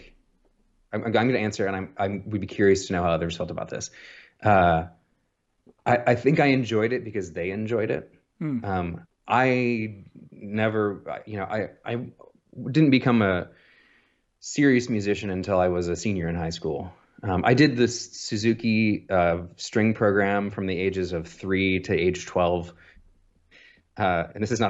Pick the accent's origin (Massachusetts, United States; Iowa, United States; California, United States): Iowa, United States; Muscatine; also born or lived in Davenport, Iowa; I was born November 19th, 1980. I'm a Scorpio in Muscatine, Iowa, which is a small city on the Mississippi